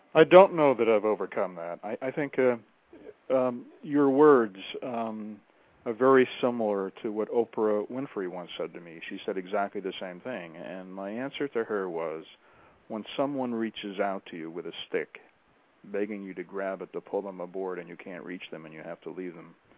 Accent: United States; when people would ask me, "Where are you from?" I'd say, "Oh, America."

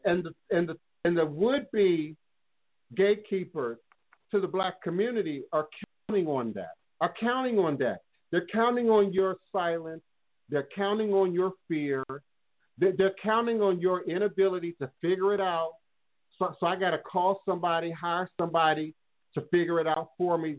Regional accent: Washington, District of Columbia, United States; I grew up in D.C. 70s

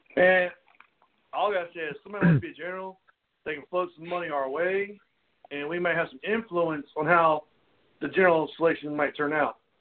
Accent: North Carolina, United States; we're all from North Carolina, except for one of us

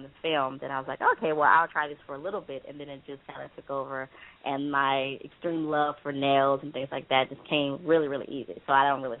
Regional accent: Houston, Texas, United States; moved away as an adult; also born or lived in Los Angeles area; now in Los Angeles, United States; I'm from Houston, Texas. Born and raised. And I moved here about 7 years ago

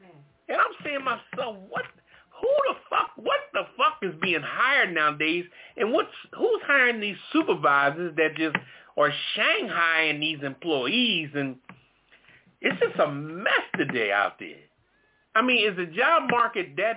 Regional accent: Philadelphia, Pennsylvania, United States; I'm from Philly

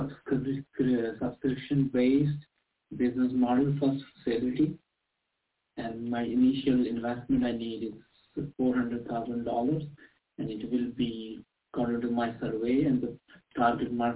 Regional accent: northern Sweden, Sweden; I'm from Sweden, north of Sweden

